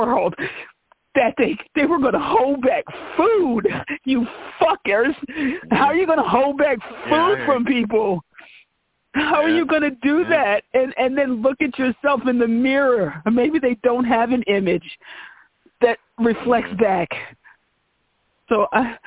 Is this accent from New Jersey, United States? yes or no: yes; New Jersey, United States; born or raised there